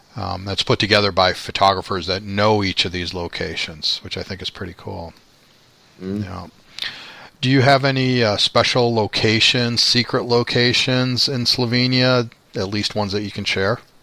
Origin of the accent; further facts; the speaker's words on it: Chicago, Illinois, United States; I'm from Chicago